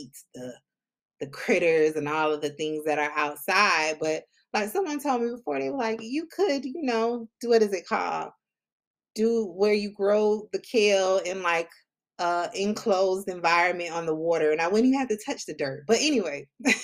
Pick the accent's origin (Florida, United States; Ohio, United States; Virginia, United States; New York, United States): Florida, United States; Palm Beach County, South; I'm originally from South Florida, Palm Beach County, 561